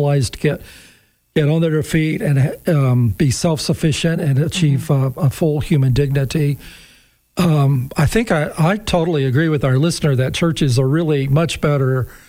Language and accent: English; United States